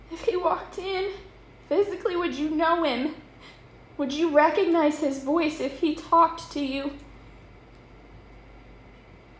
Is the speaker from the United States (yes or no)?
yes; Iberia, Missouri, United States; my hometown church, Full Gospel Tabernacle